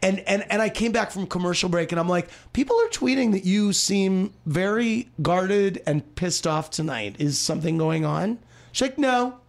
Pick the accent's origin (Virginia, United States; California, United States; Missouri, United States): Missouri, United States; Springfield; I'm from Springfield, Missouri.